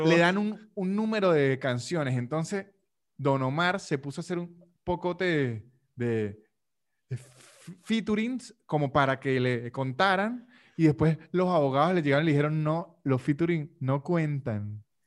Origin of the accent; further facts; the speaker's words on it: Venezuelan Andes, Venezuela; De donde soy yo, que es los Andes venezolanos, y esa parte de Colombia que está pegada a Venezuela, hablamos de usted